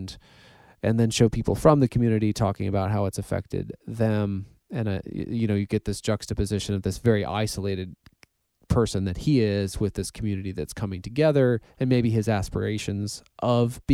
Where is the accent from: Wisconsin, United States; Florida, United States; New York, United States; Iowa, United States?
Wisconsin, United States; Ripon; I grew up around with in Ripon